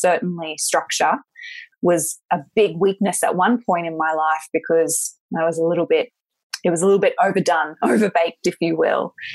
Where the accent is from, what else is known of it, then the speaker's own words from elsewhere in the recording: Australia; also born or lived in Sunshine Coast, Australia; I'm Australian